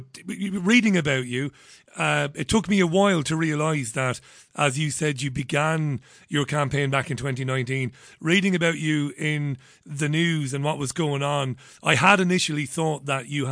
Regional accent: Ireland; I'm Irish

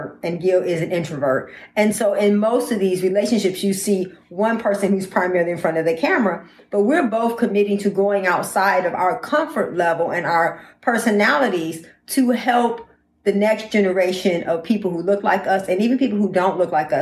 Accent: Detroit, Michigan, United States; we're both from Detroit, Michigan

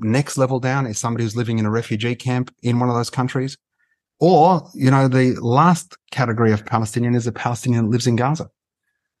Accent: Melbourne, Victoria, Australia; we're Australian born

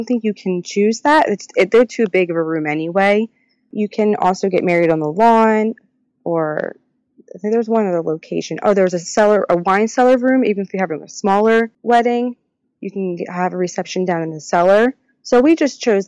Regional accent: Pennsylvania, United States; we're all from Pennsylvania

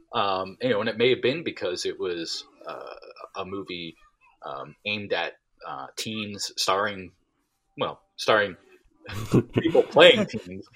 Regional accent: Delaware County, outside Philadelphia, Pennsylvania, United States; I'm from Delaware County. So, okay. uh, uh, you know, right outside of Philadelphia

